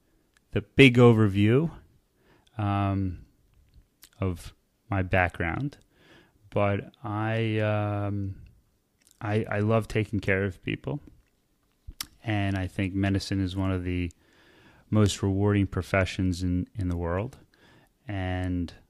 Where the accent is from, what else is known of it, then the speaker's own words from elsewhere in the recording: Bergen County, New Jersey, United States; I grew up in Bergen County, which is right outside of Manhattan